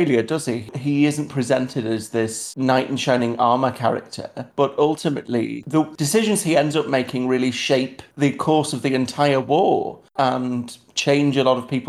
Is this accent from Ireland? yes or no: no; United Kingdom; I am British